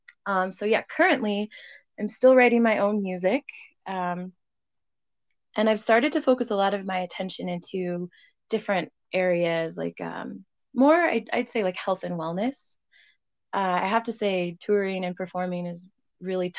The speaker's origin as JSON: {"language": "English", "town": "Loveland", "region": "Colorado", "country": "United States", "tie": "born or raised there", "said": "I grew up in Loveland, Colorado"}